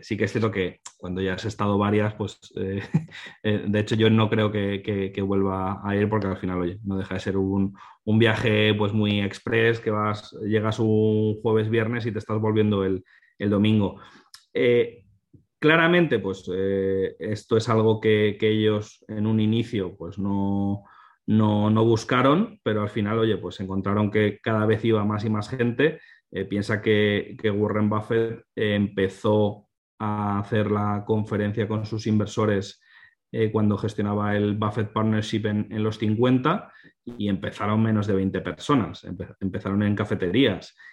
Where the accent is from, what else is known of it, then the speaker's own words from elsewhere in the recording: Spain; nosotros que somos españoles